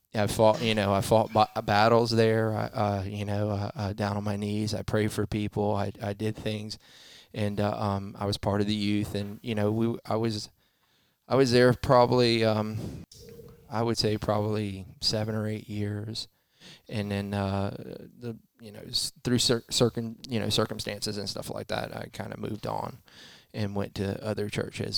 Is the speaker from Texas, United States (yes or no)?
no; Fort Pierce, Florida, United States; also born or lived in Melbourne, Florida; I was born in Melbourne, moved to Fort Pierce. I was raised in Fort Pierce